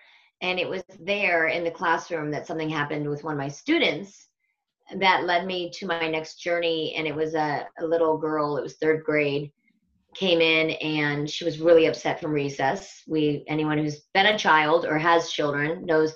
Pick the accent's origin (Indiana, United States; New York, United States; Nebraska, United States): Nebraska, United States; Omaha; now in Bend, United States; I was born right in the middle of the United States in the Midwest in a town called Omaha, Nebraska, to a large Irish Catholic family.